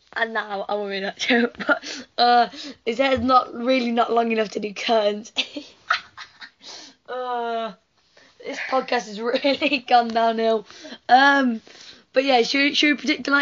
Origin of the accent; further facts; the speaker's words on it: England, United Kingdom; We're English.